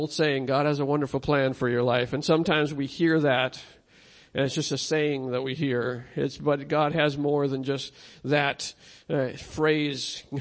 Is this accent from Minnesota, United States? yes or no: yes; Minnesota, United States; I'm from Minnesota